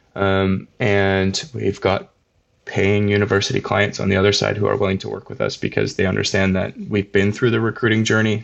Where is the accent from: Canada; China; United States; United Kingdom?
Canada; Vancouver Island, British Columbia; I grew up on Vancouver Island.